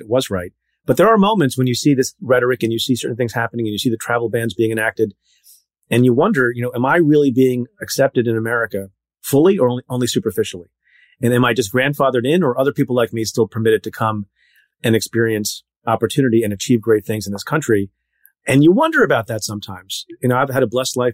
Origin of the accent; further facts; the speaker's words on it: central New Jersey, United States; also born or lived in India; there are not a lot of Indian people in central Jersey at the time